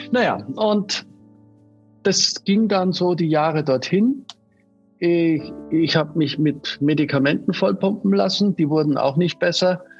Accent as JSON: {"language": "German", "town": "Munich", "region": "Bavaria", "country": "Germany", "tie": "born or raised there", "said": "ich bin in München geboren"}